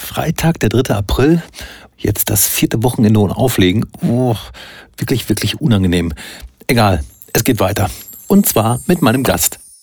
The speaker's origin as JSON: {"language": "German", "town": "Soest", "region": "North Rhine-Westphalia", "country": "Germany", "said": "ich komme ja aus Soest und nicht Söst"}